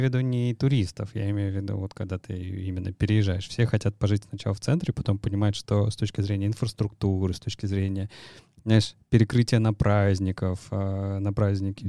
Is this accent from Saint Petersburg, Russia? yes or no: yes; Saint Petersburg, Russia; Вот мы с тобой из Питера